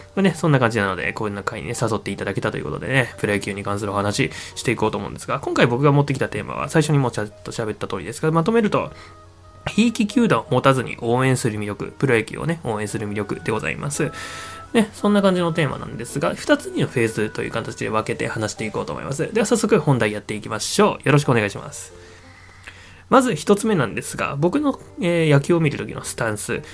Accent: Niigata, Japan; 新潟県の生まれなんですよ

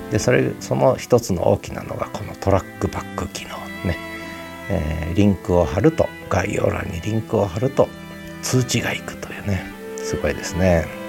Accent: Tochigi, Japan; moved away; 小学校二年、三年からか、高校三年まで、十年間、栃木市に 住んでまして、母親の実家が栃木市にあるんですが

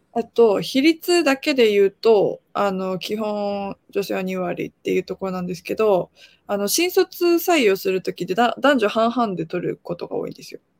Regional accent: Japan; also born or lived in South Korea; 韓国生まれ日本育ちで3歳から日本にいまして

